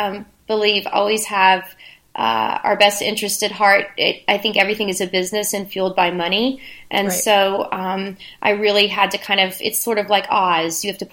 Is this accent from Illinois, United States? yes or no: no; West Virginia, United States; now in San Diego, United States; So, I hail from West Virginia originally. So I come from a place where people grew this stuff in their backyards and everyone knew it